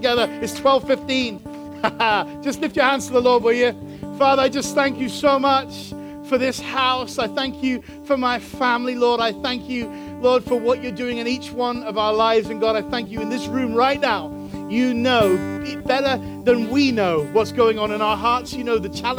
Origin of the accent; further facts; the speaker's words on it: Chicago, Illinois, United States; we're from Chicago